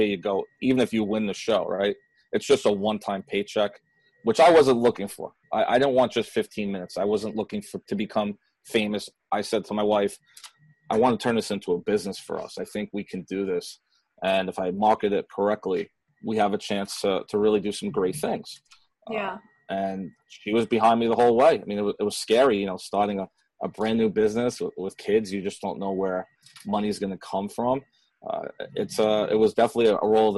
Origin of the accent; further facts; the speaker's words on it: New York City, New York, United States; growing up in Queens